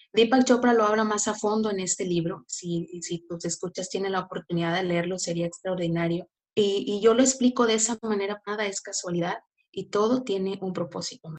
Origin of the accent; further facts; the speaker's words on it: Tampico, Tamaulipas, Mexico; yo soy de Tampico, Tamaulipas